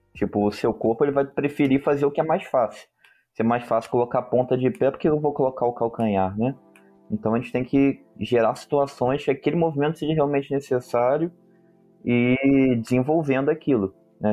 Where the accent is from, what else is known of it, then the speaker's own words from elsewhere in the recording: Rio de Janeiro, Brazil; eu sou do Rio de Janeiro